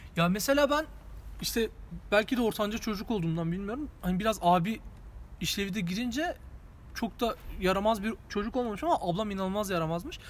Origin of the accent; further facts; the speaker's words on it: Diyarbakır, Diyarbakır Province, Turkey; Şimdi ben Diyarbakırlıyım